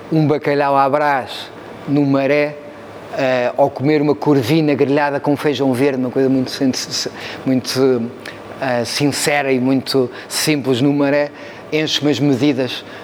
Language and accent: Portuguese; Cascais, Lisbon, Portugal; born or raised there